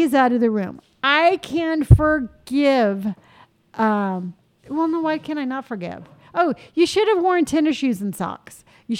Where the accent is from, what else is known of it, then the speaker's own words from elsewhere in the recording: Encinitas, California, United States; I grew up in Encinitas.